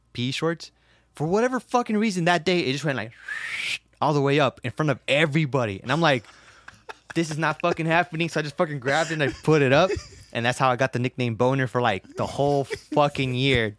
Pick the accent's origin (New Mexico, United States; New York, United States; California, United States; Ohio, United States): California, United States; Los Angeles; I was born in South Central